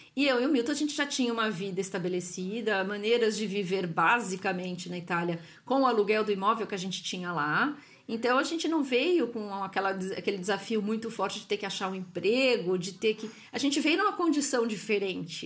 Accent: São Paulo, Brazil; moved away as an adult; now in Italy; sou de São Paulo, meu marido também

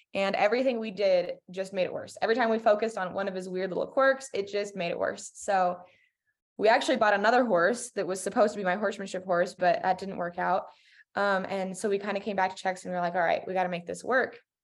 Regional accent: Colorado, United States; I'm from Colorado.

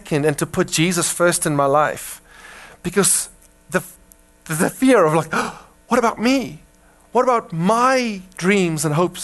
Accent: South Africa; now in United States; I grew up in Africa, I grew up with a westernized mindset of individualization and self-actualization, and the striving to be somebody is very much ingrained in our hearts as Afrikaners as well

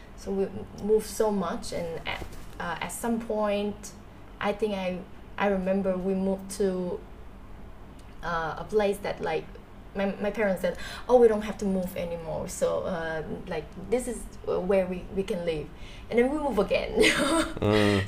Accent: Ho Chi Minh City, Vietnam; I I am a Saigonese like 100%. I was born and was raised here in Saigon

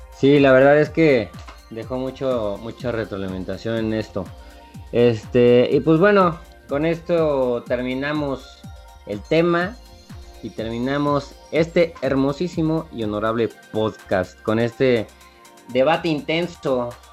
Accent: Mexico; somos mexicanos

